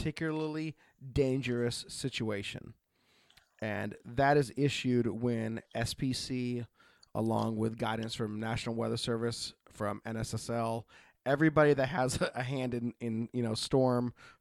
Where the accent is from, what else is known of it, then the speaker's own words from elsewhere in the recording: Oregon, United States; I grew up in the Northwest. You know, I grew up in Oregon.